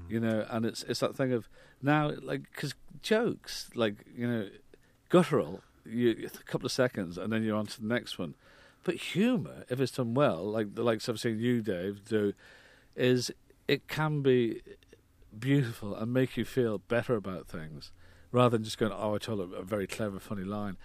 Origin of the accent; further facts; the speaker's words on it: Ireland; moved away; I was brought up in Ireland